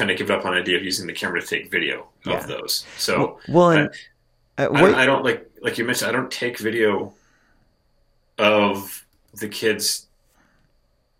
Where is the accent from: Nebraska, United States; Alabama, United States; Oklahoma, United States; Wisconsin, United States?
Nebraska, United States; Lincoln; We're both from Lincoln, Nebraska. I live in Lincoln